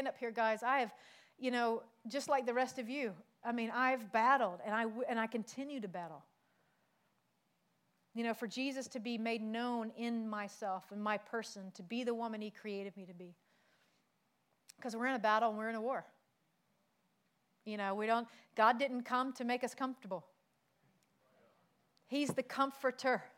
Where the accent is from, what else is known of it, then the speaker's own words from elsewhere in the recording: South Carolina, United States; moved away; also born or lived in Pacific Islands; I'm from South Carolina.